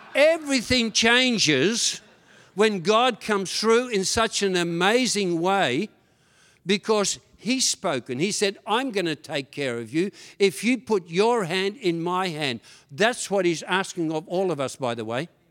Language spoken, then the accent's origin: English; Tasmania, Australia; English is a second language; also born or lived in Netherlands; When my father and mother took me from Holland all the way to Australia, Tasmania, and I went from having two grandmothers, having about twenty uncles and aunties, to having nothing at all, and I got into trouble straight away 'cause I couldn't speak a word of English